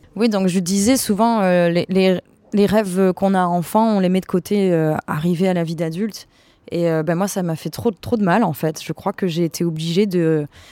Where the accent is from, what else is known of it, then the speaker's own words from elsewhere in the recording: Avignon, Provence-Alpes-Côte d'Azur, France; je viens d'Avignon